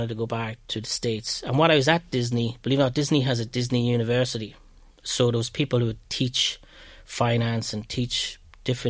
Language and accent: English; Ireland; accent: Irish brogue; moved away as an adult; my accent, my brogue was very strong